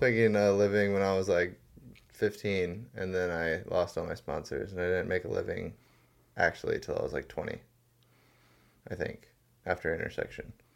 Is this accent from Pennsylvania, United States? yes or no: no; Maui, Hawaii, United States; I was born and raised on Maui